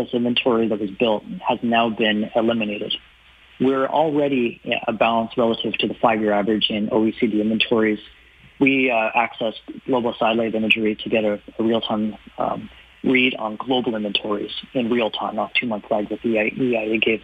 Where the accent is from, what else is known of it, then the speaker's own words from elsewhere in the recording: Ottawa, Ontario, Canada; now in Toronto, Canada; I grew up in, I was born in Ottawa, I live in Toronto